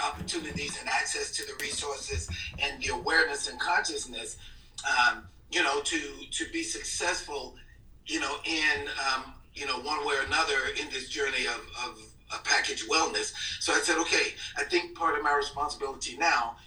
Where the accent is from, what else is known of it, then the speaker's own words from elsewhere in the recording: Mississippi, United States; I was born and raised in Mississippi